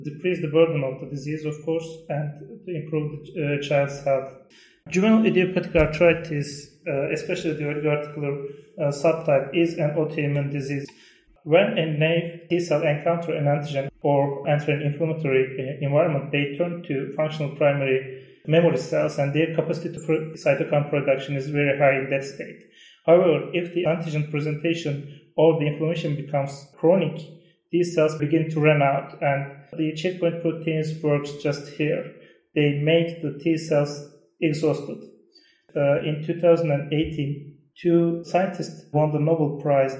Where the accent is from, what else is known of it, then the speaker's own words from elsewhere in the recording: Turkey; from Turkey